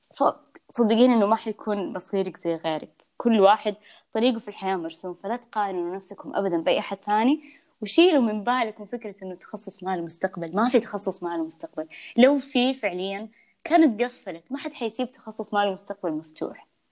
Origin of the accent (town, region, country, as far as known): Yanbu, Medina Province, Saudi Arabia; born or raised there; moved away as an adult; now in Jeddah, Saudi Arabia